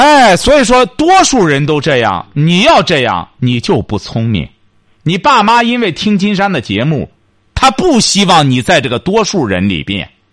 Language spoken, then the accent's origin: Chinese; China; 我们中国人呢，总觉得大家都这样做的时候，他这样做，他有安全感